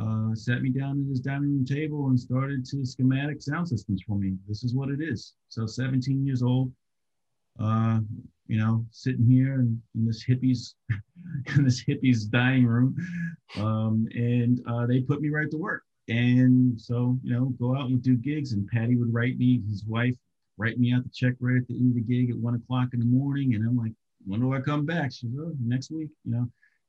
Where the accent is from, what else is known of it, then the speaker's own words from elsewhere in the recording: Maryland, United States; also born or lived in Washington, D.C.; I was born in Georgetown, Washington, D.C., but I grew up in the initial part of my life primarily in suburban Maryland.